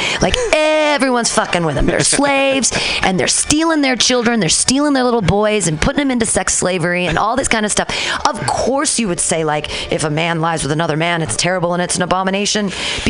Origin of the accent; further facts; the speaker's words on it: Danville, California, United States; When I was little, I grew up in Danville, so we would come over all the time and see